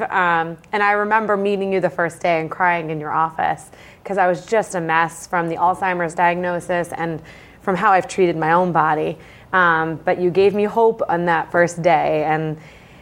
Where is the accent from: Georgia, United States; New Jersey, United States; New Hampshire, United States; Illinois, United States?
New Hampshire, United States; Bedford; now in Londonderry, United States; I was raised in Bedford, New Hampshire